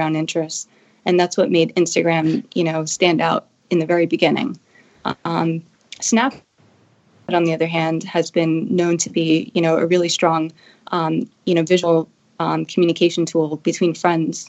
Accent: Long Island, New York, United States; I was actually born and raised in Long Island, New York

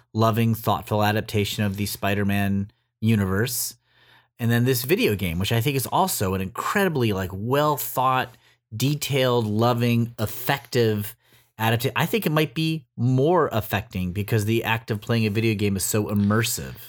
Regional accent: Los Angeles, California, United States; in my hometown of L A.

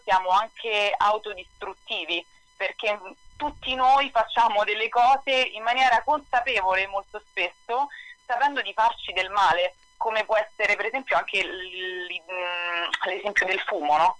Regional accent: Italy; moved away as an adult; also born or lived in New York, United States

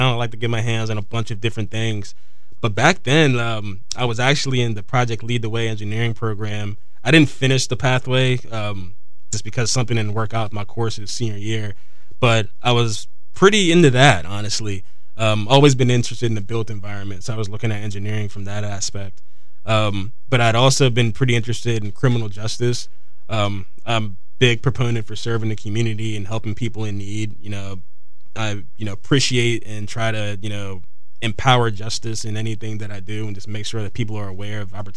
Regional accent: Kent County, Maryland, United States; also born or lived in Easton, Maryland; I'm from Kent County. I was born in Easton, but raised in Kent County.

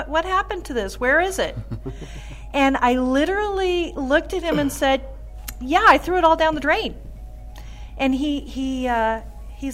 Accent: Pasco, Washington, United States; also born or lived in West Richland, Washington / Europe; was born in Pasco and raised in Pasco

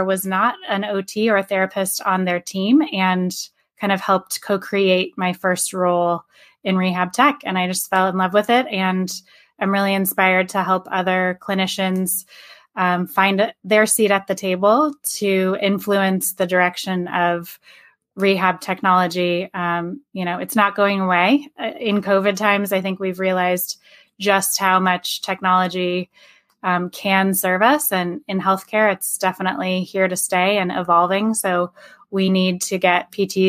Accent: Midwest, United States; now in Bay Area, United States; I grew up in the Midwest and now I'm out in the Bay Area.

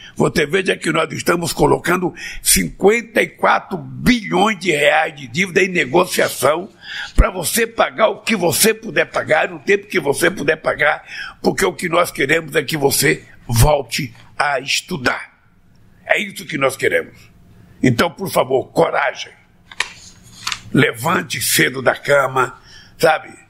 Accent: Pernambuco, Brazil; Pernambuco, meu estado natal

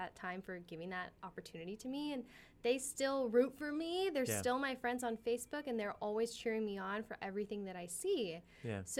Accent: California, United States; accent: American; growing up in California, obviously when I speak Spanish, I have an American accent

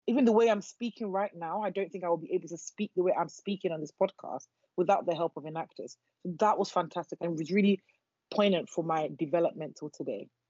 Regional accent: Nigeria; moved away; I'm Nigerian

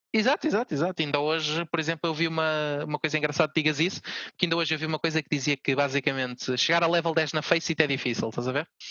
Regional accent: Portugal; nós, a nossa equipa sendo portuguesa

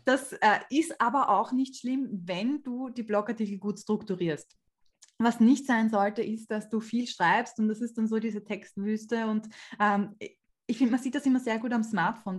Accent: Austria; bei uns in Österreich

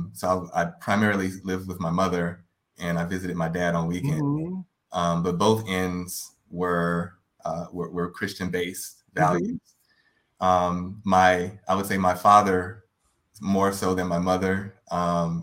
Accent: Baton Rouge, Louisiana, United States; I'm originally from Baton Rouge, Louisiana

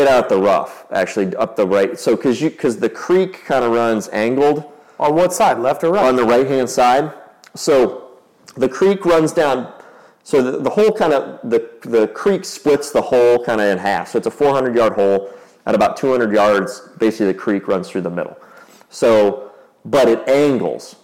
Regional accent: Carmel, Indiana, United States; we grew up here in Carmel, like right next to Brookshire

